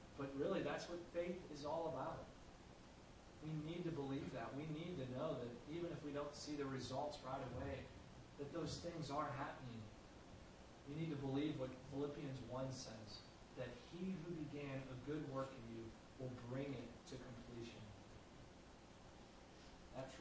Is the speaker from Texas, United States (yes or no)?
no; St. Louis, Missouri, United States; where I grew up in St. Louis